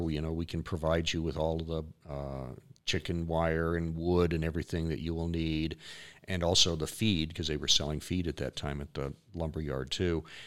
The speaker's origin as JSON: {"language": "English", "area": "Fremont County", "region": "Wyoming", "country": "United States", "tie": "born or raised there", "said": "I grew up in Fremont County"}